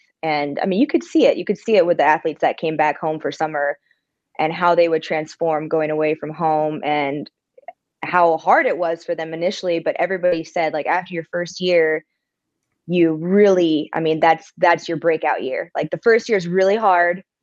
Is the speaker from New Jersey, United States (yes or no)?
no; California, United States; moved away as an adult; now in Birmingham, United States; I definitely have love for my home state, my hometown. I think that I was very privileged in that sense of just having beautiful beaches